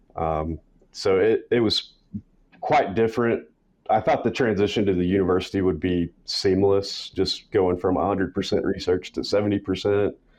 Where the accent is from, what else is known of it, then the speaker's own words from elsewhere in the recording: West Texas, United States; I grew up in West Texas, rural area